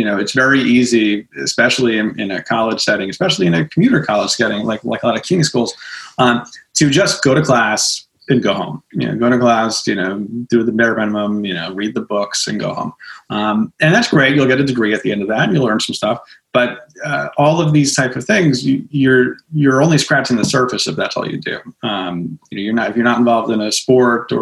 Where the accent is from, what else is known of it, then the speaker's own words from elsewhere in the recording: Smithtown, New York, United States; being a teenager and growing up in Smithtown, out in Suffolk County